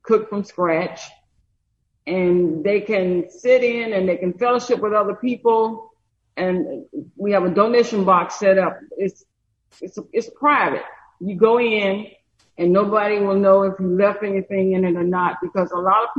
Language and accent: English; Brewton, Alabama, United States; moved away as an adult; I was born and raised here in Brewton, and so is my husband.